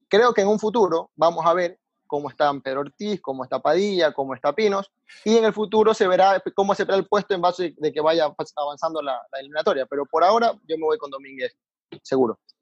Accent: Ecuador; como ecuatoriano

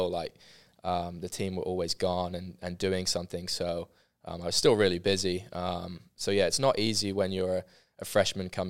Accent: London, United Kingdom; now in Waco, United States; especially because I was coming from London, so obviously a very big major city

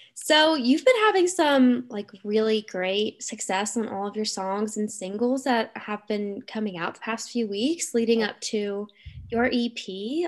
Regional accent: Cincinnati, Ohio, United States; moved away; I'm from Cincinnati

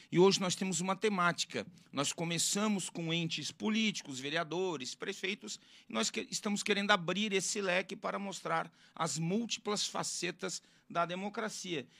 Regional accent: Florianópolis, Santa Catarina, Brazil; da minha terra-mãe, da minha terra natal, Florianópolis

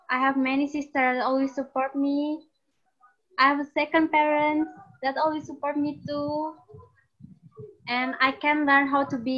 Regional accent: Java, Indonesia; English is a second language; now in Bali, Indonesia; I'm from Java.

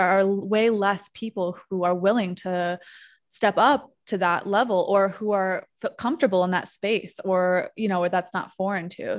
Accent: New York, United States; moved away as an adult; now in Mexico; I'm a New Yorker

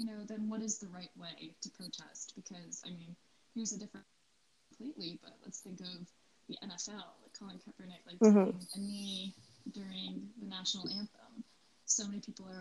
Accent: United States; moved away; my hometown in the United States

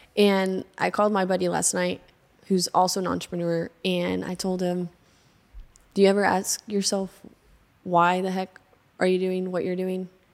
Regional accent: Arkadelphia, Arkansas, United States; also born or lived in Seattle, Washington; I was born in Seattle, Washington, raised in Arkadelphia, Arkansas

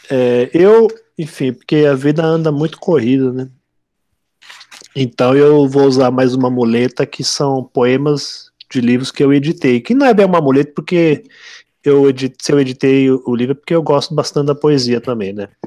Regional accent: São Paulo, Brazil; Porque você é de, é de Ribeirão Preto, eu sou de São Paulo, de capital, né? E não que eu acho que São Paulo não tem sotaque, São Paulo tem o sotaque da capital

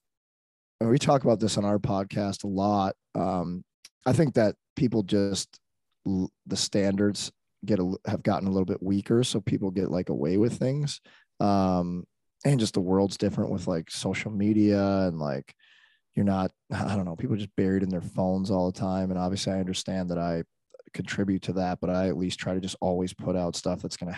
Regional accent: St. Louis, Missouri, United States; also born or lived in Arlington Heights, Illinois; I grew up in St. Louis

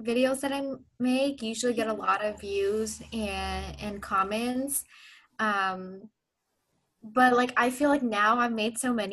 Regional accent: Southern California, United States; also born or lived in Pakistan / Orange County / Los Angeles; I have lived in SoCal my entire life

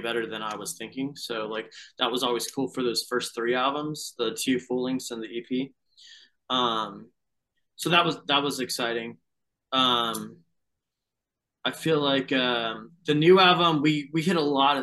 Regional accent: Fayetteville, North Carolina, United States; we grew up in Fayetteville, North Carolina

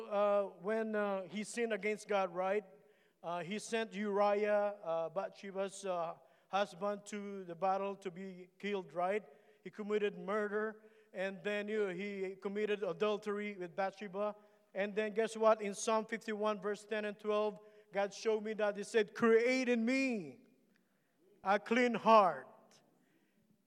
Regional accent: Philippines; English is a second language; moved away; I'm Filipino

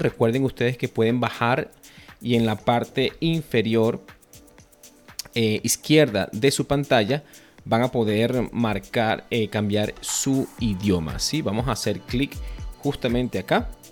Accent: Venezuela; now in Costa Rica; yo, soy venezolano, vivo en Costa Rica

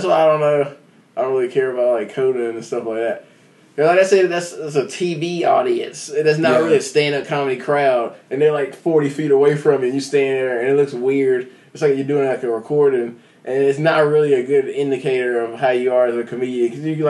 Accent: North Carolina, United States; Yeah, I live here the whole time, like Mevin.

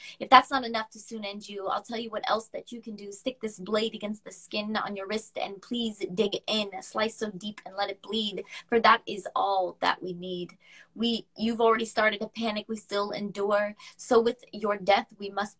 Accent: United States; I'm American

